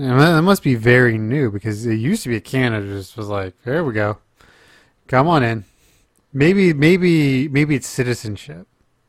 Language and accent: English; England, United Kingdom; I can go make a ton more money here, and I'm English, so I can go pretty much anywhere in the world I want to go.